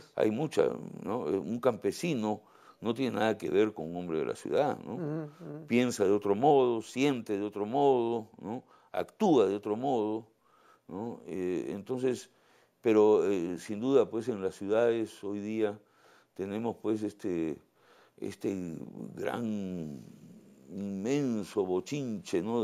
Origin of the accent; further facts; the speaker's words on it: Lima, Peru; moved away as an adult; Yo nací en Miraflores, soy un pituco Miraflores, ¿no? Este, pero me fui al campo hace 20 años